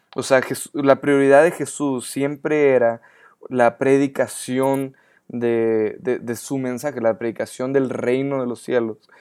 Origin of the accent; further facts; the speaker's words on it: Ciudad Juárez, Chihuahua, Mexico; yo soy ah, mexicano